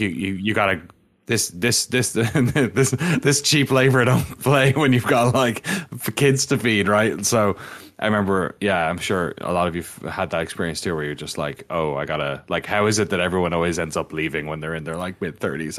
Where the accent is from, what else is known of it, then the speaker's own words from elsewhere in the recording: Waterford, Munster, Ireland; moved away; I'm from Waterford in the southeast, which is the original V-, Viking settlement in Ireland.